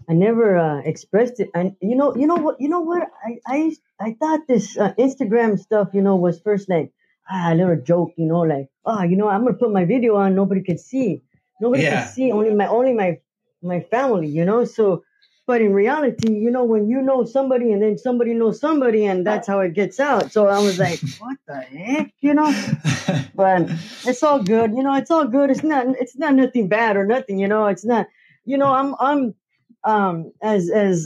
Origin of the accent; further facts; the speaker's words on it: Camarillo, California, United States; now in Oxnard, United States; I was born in Ventura County, so, and I lived in Camarillo till I was 12. And then I came to Oxnard when I was 12 years old.